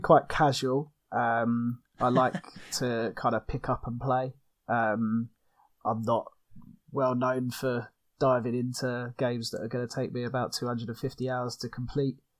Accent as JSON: {"language": "English", "country": "United Kingdom", "said": "from the UK, as you probably can hear from my accent"}